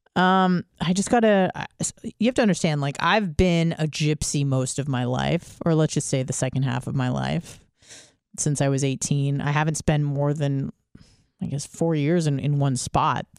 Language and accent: English; California, United States; I was from California